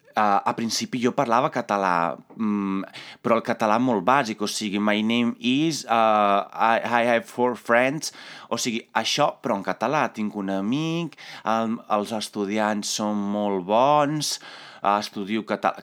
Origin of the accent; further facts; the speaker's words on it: Italy; Catalan is a second language; moved away; jo sóc d'Itàlia